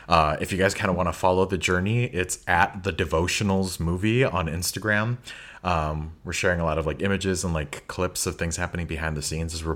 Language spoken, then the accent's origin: English; Chicago, Illinois, United States; moved away as an adult; also born or lived in Boston; now in Finland; growing up in Chicago